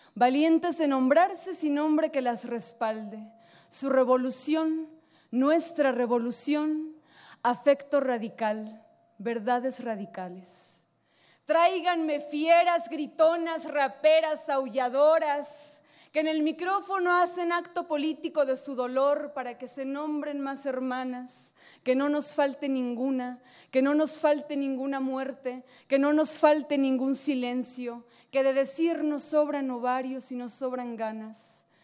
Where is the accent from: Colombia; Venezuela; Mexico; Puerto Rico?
Mexico; Tijuana, Baja California; Yo que soy de Tijuana